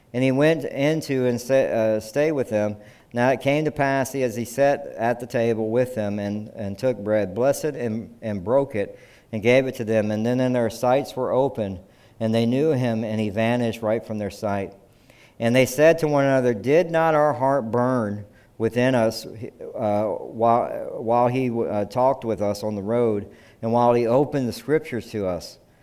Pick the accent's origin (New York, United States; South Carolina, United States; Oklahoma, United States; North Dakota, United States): South Carolina, United States; I'm from South Carolina